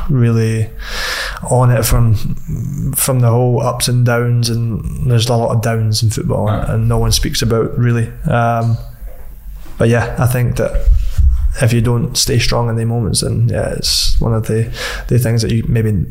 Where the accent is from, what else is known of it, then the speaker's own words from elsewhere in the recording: Dunfermline, Scotland, United Kingdom; Uh, Dunfermline.